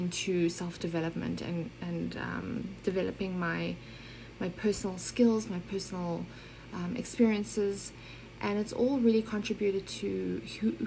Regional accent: Johannesburg, Gauteng, South Africa; moved away as an adult; also born or lived in Germany / Switzerland; I grew up in South Africa, but was actually born in Germany.

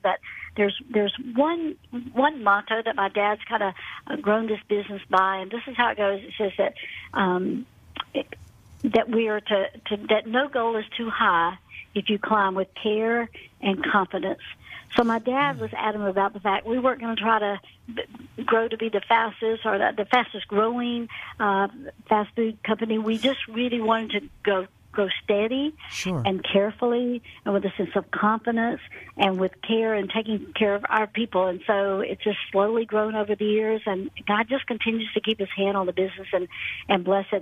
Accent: Atlanta, Georgia, United States; also born or lived in Birmingham, Alabama; Born and raised in Atlanta, went off to college in Birmingham, Alabama.

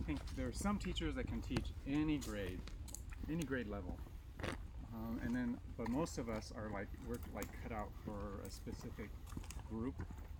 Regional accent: San Mateo, California, United States; Grew up in San Mateo, California.

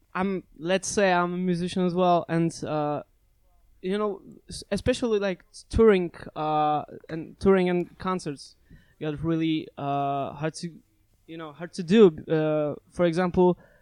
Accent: Szczecin, West Pomeranian Voivodeship, Poland; in my hometown in Szczecin

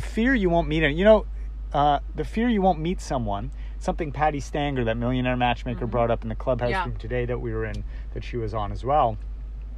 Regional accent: Toronto, Ontario, Canada; I grew up in Toronto

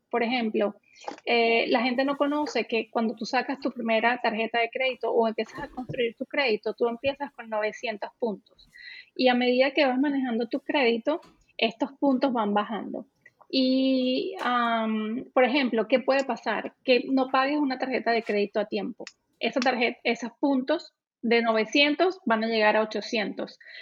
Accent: Venezuela; moved away as an adult; now in Canada; yo soy venezolana

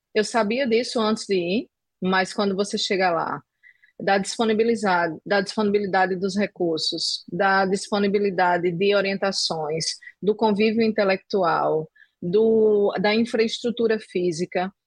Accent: João Pessoa, Paraíba, Brazil; Eu sou originalmente de João Pessoa

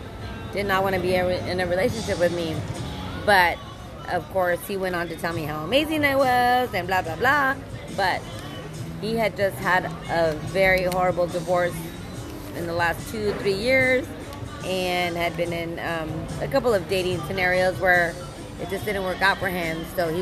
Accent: El Paso, Texas, United States; I'm from El Paso.

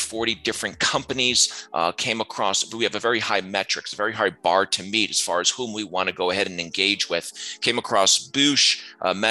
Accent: near Rochester, Syracuse, upstate New York, United States; Formative years upstate New York up near Rochester, Syracuse area

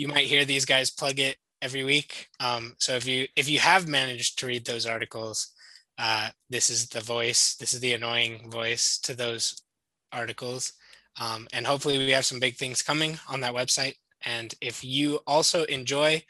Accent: United States; accent: nasally and American; moved away as an adult; also born or lived in Hong Kong; now in England; I'm from America

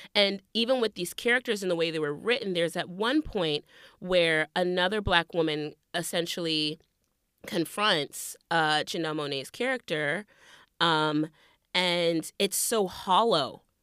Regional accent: the South, United States; Growing up in the South

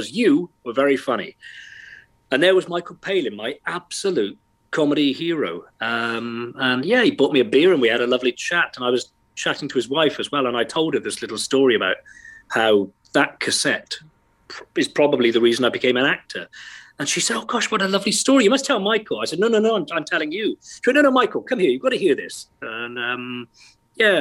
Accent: Wales, United Kingdom; accent: Welsh; Born and bred, yeah. Of Irish extraction, if that matters at all. Yes, I was. Born and raised here

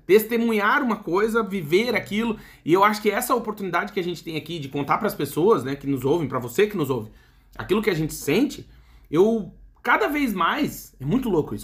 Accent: Brazil; moved away; Eu tô falando aqui como brasileiro

